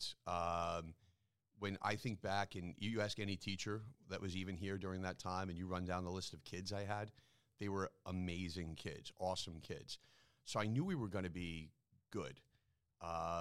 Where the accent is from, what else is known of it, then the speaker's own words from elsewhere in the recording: East Meadow, New York, United States; I grew up in East Meadow School District